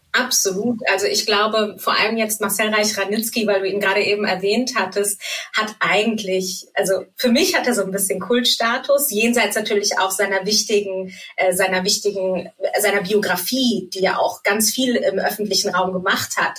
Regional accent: Germany; also born or lived in Frankfurt / Munich; Ich bin in Deutschland geboren und ähm, habe auch hier eigentlich fast mein ganzes Leben gelebt.

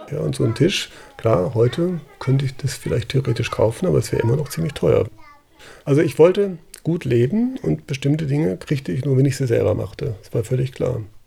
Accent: Freiburg, Baden-Württemberg, Germany; ich bin in Landwasser groß geworden. Landwasser ist eine Hochhaussiedlung außerhalb von Freiburg

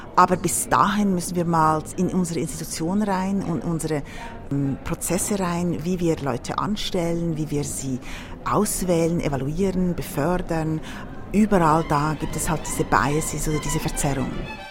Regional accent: Switzerland; in Deutschland oder der Schweiz, wo ich herkomme

